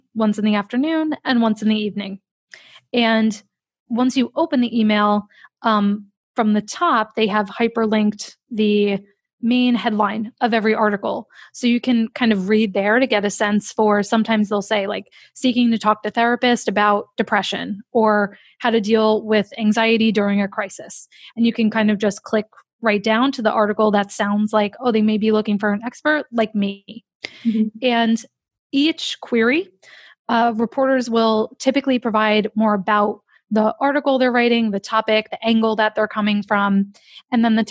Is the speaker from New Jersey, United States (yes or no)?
yes; New Jersey, United States; accent: New Jersey; my New Jersey accent